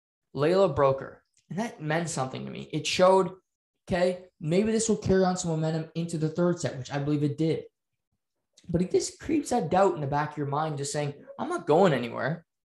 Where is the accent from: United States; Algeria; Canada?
Canada; Just because we're Canadian and we're known for playing hockey or curling